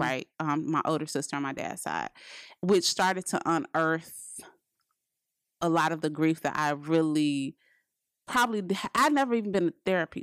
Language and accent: English; Chicago, Illinois, United States; we're from Chicago